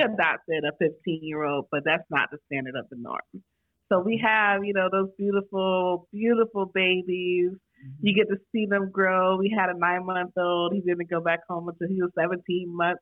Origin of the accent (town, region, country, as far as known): New York, United States; moved away; also born or lived in Florida